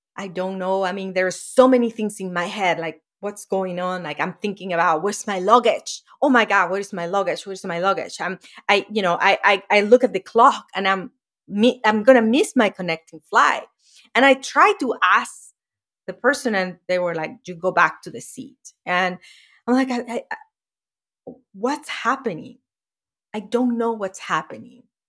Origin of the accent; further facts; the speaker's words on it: Venezuela; moved away as an adult; now in United States; that shack that I grew up was in Venezuela, in South America